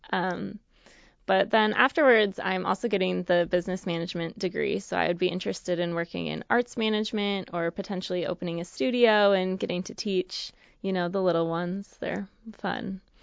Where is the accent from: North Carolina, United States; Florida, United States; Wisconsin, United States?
Wisconsin, United States; just outside of Madison; moved away; I grew up just outside of Madison, Wisconsin